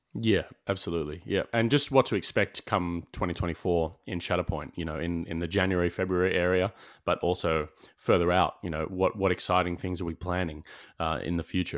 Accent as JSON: {"language": "English", "town": "Sydney", "region": "New South Wales", "country": "Australia", "said": "we're both from Sydney"}